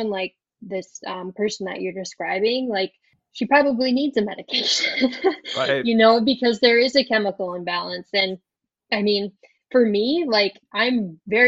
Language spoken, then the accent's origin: English; South Dakota, United States; accent: Minnesotan; moved away as an adult; also born or lived in Wisconsin; now in Minneapolis, United States; So I grew up in South Dakota, but I live in Minnesota now